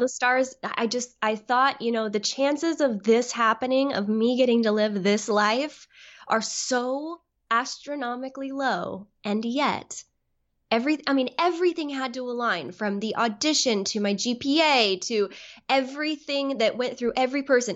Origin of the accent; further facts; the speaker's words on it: Southern California, United States; moved away as an adult; also born or lived in New York City; I grew up in Southern California